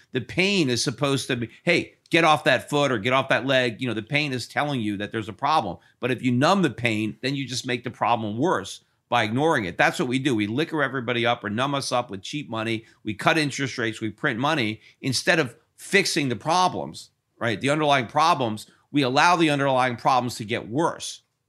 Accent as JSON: {"language": "English", "region": "Connecticut", "country": "United States", "tie": "born or raised there", "said": "I was born in Connecticut, and I lived in Connecticut, and I still have a house in Connecticut."}